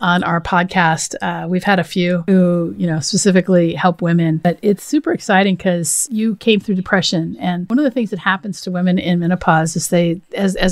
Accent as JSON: {"language": "English", "region": "Washington", "country": "United States", "tie": "born or raised there", "said": "I went to this small school in Seattle, actually, because I grew up in Washington State"}